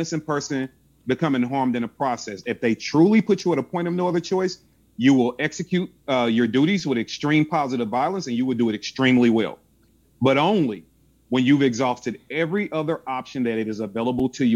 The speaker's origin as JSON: {"language": "English", "town": "St. Louis", "region": "Missouri", "country": "United States", "said": "I'm from St. Louis, Missouri"}